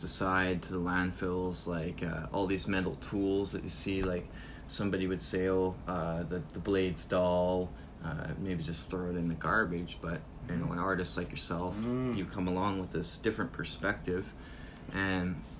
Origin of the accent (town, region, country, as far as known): Thunder Bay, Ontario, Canada; born or raised there; also born or lived in Brampton, Ontario / Newfoundland